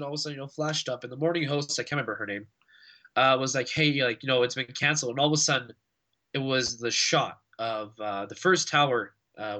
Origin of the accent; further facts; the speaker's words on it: Canada; But personally speaking, as a Canadian